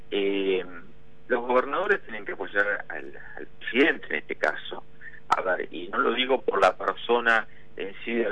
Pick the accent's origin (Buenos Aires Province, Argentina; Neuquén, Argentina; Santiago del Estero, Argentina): Buenos Aires Province, Argentina; Eso nos pasa en nuestra propia provincia de Buenos Aires, donde no tenemos eh, abordados los temas estructur